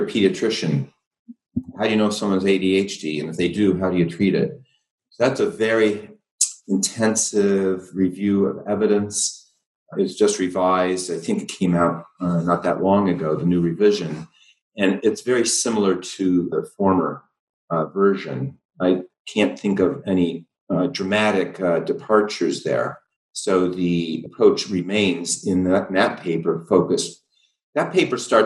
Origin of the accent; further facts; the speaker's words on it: Ohio, United States; half my family's in Texas and we grew up in Ohio.